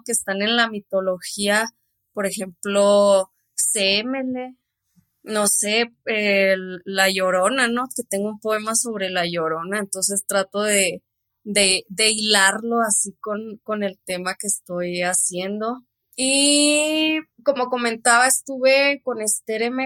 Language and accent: Spanish; Cuauhtémoc, Chihuahua, Mexico; No, que de Cuauhtémoc, Chihuahua